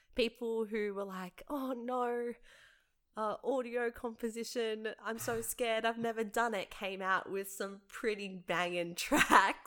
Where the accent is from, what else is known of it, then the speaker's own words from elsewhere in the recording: Penrith, New South Wales, Australia; also born or lived in St Marys; I grew up for most of my life in Jamestown, in the heart of Penrith